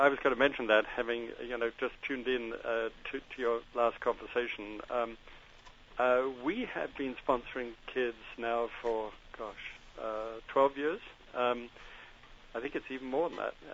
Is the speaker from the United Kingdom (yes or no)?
yes; London, United Kingdom; born there; But I was born in London. Uh, I'm Scottish parents.